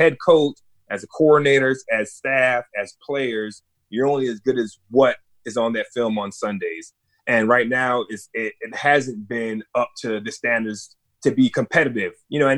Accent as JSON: {"language": "English", "town": "Brooklyn", "region": "New York", "country": "United States", "tie": "born there", "said": "I was born in Brooklyn, and my parents came over from Barbados, you know, to New York."}